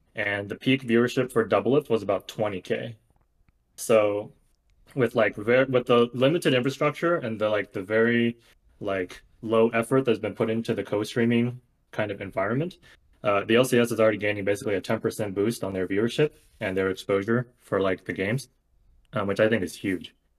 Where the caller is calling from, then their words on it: Bay Area, California, United States; calling from the Bay Area